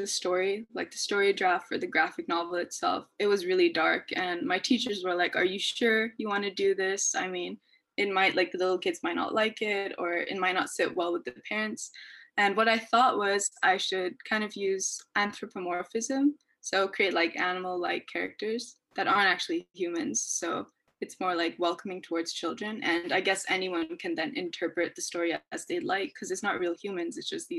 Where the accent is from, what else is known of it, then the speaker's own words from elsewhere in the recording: Pakistan; Since I'm from South Asia, so Pakistan, I get to see that on a day-to-day basis or hear stories from people.